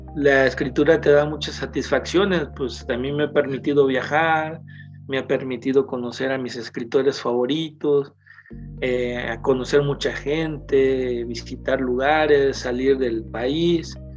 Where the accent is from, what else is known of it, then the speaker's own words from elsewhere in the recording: Guerrero, Mexico; moved away as an adult; now in State of Mexico, Mexico; yo partí del Estado